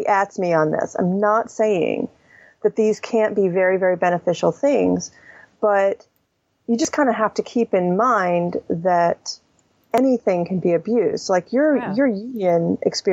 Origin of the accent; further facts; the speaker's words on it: the South, United States; I grew up in the South